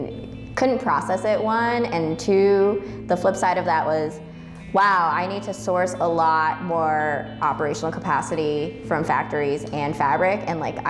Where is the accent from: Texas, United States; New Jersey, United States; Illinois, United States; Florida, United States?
New Jersey, United States; Parsippany; I grew up in Parsippany, New Jersey